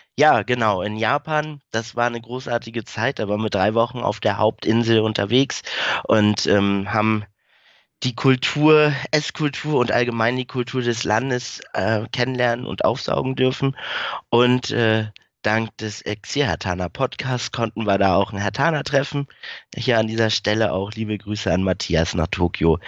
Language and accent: German; Schleswig-Holstein, Germany; also born or lived in Berlin (Wedding), born; bin relativ früh als kleiner Junge äh, nach Schleswig-Holstein gezogen mit meiner Mama